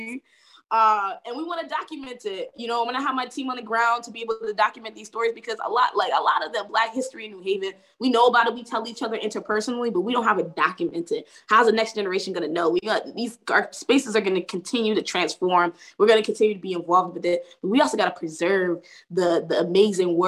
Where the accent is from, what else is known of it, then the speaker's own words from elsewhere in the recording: New Haven, Connecticut, United States; I grew up in the Stetson Library